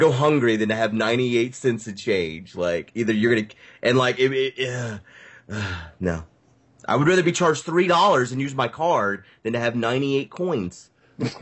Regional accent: United States; I'm an American

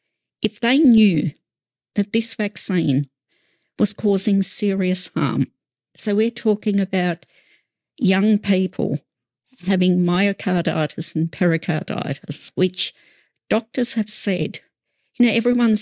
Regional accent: Australia; We are Australian citizens first and foremost.

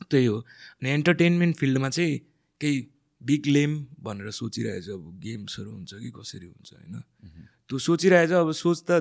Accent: Bhojpur, Koshi Province, Nepal; now in Kathmandu, Nepal; मलाई मेरो गाउँ भोजपुर दिलपान नागी वडा नम्बर एक चण्डेश्वर स्कुलको धारा छेउमा मेरो घर छ

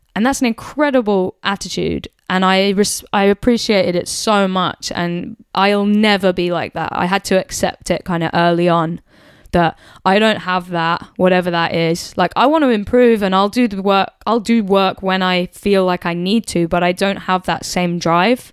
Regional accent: United Kingdom; being a British person

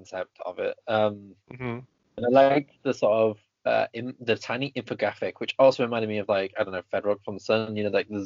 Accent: England, United Kingdom; being English or British, I hate being either of them

